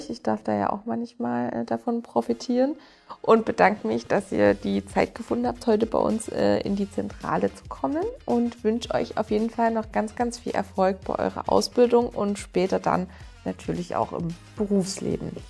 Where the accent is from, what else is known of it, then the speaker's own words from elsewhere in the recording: Bavaria, Germany; Äh, also ich komme hier aus dem Allgäu.